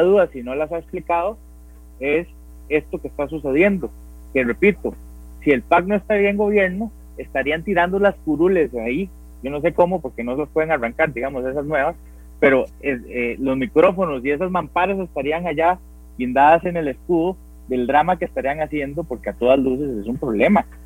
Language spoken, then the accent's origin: Spanish; Costa Rica